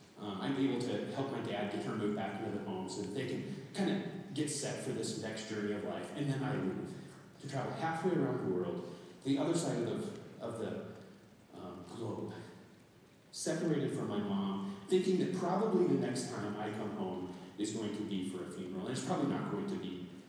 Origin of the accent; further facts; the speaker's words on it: Nebraska, United States; also born or lived in Japan / Pennsylvania, United States / Indiana, United States / New York, United States; now in Minnesota, United States; And you know, I'm from Nebraska. I've lived in Japan, I've lived in Pennsylvania, Indiana, New York, and we have snow in these places.